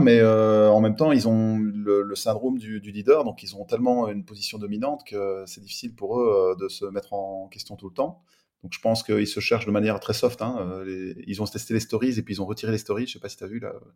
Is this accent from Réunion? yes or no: no; Belgium; also born or lived in Liège / south of France; je vis à cheval entre le sud de la France et la Belgique, puisque je suis belge et que mes sociétés sont en Belgique